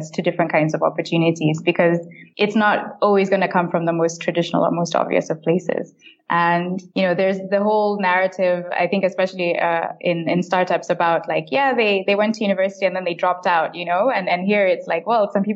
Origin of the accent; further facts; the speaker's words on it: Kenya; I'm from Kenya, born and bred